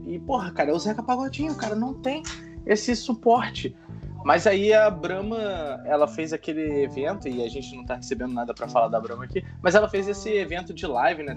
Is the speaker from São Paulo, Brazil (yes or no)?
no; Rio de Janeiro, Brazil; moved away; also born or lived in Pernambuco; eu sou do Rio Capital, sou do Rio, mostro minha identidade aqui mesmo